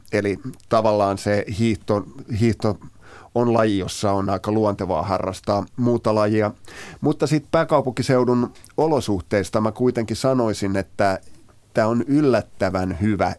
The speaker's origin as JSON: {"language": "Finnish", "region": "Uusimaa", "country": "Finland", "tie": "born or raised there", "said": "mä oon tältä seudulta kotoisin"}